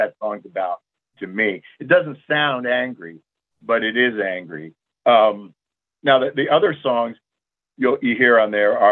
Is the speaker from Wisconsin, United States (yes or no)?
no; South Florida, United States; I grew up in Florida. And in South Florida